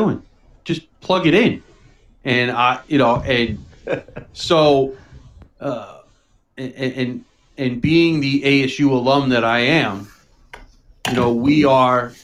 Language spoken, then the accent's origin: English; New York City, New York, United States; growing up in New York City